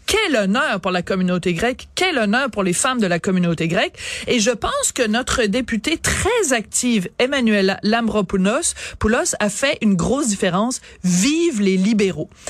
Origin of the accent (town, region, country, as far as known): Quebec, Canada